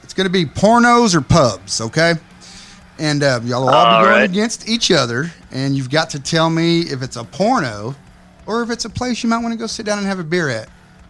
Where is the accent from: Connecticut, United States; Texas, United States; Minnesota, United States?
Texas, United States; he just moved to my home state. He just moved to Texas.